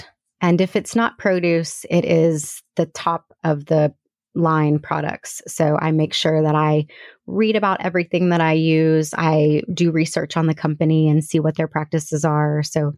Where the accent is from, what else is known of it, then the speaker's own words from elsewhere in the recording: Houston, Texas, United States; moved away as an adult; Nope. Okay. I'm from Houston. Moved here with my husband. Well, my husband was here. So I met him 19 years ago in Houston.